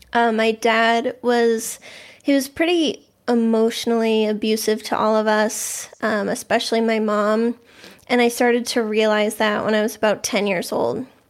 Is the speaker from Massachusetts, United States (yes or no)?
yes; Boston, Massachusetts, United States; I grew up in the Boston area. Um, I've always lived here